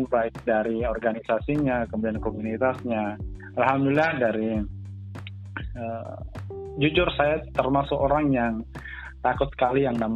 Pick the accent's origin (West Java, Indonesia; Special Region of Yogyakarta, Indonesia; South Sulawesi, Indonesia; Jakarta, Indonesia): South Sulawesi, Indonesia; Bulukumba; saya dari Bulukumba Kaidris